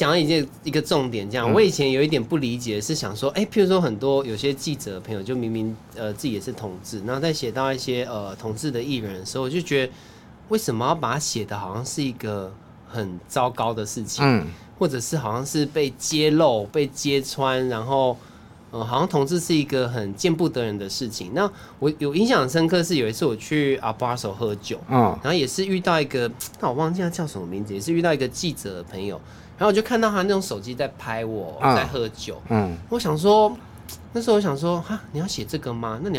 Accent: Taichung, Taiwan; 因为我是台中人，所以万年那我就真的不知道。

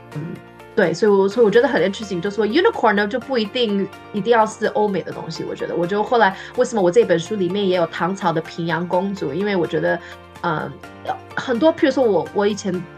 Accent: Taiwan; now in California, United States; 因为我在台湾长大

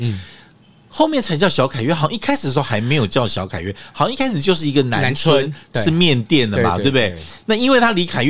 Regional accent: Taiwan; 我们都是眷村长大，

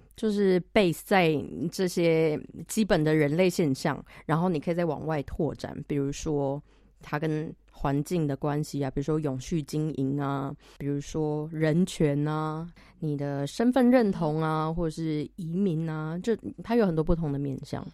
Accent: Yunlin County, Taiwan; moved away as an adult; also born or lived in Taichung, Taiwan; now in St. Gallen, Switzerland; 我是云林人，呃，在台中住过六年，我在那边上大学加工作了几年，然后现在住在瑞士的圣加仑，然后我在瑞，我在苏黎世上学，念我的第二个学士

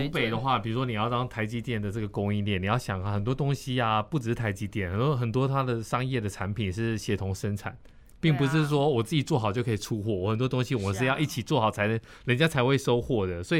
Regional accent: Yunlin County, Taiwan; 因为他们从小可能就像我们在云林，我们土生土长，我们说哦，最近怎么一一个一个透天厝就要一两千万，我们就会吓到。

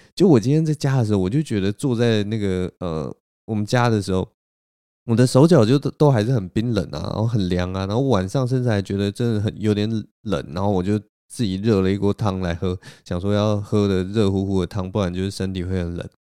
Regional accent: Taipei, Taiwan; 我也是台北人

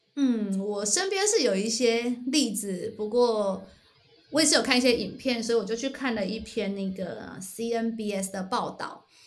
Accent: Taiwan; moved away; 我们从台湾来

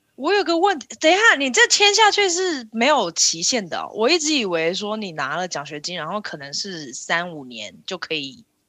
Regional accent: Taiwan; 身为台湾人

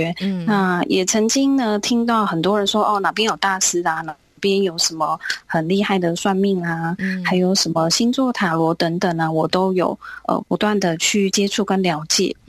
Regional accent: Zhonghe, New Taipei, Taiwan; 那我是来自台北中和的

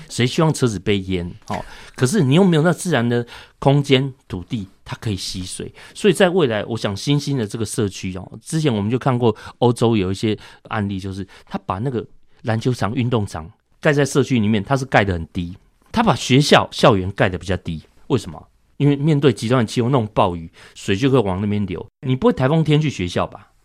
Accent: Taiwan; 我们台湾人

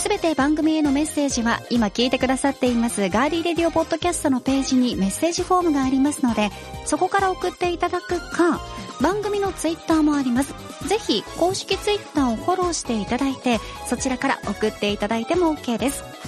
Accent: Matsuura, Nagasaki, Japan; moved away; 私が育ちました、うん、長崎県松浦市

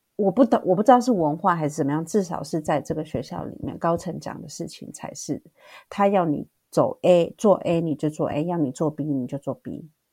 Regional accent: Taiwan; moved away as an adult; now in South Korea; 因为我毕竟是台湾长大的

